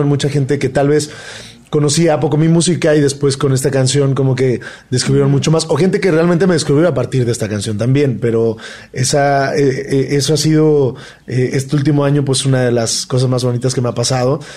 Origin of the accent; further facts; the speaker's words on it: Mexico; para nosotros como mexicanos